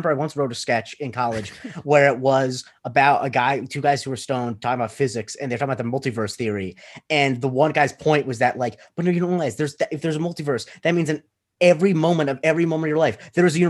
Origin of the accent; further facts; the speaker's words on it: Florida, United States; I'm from Florida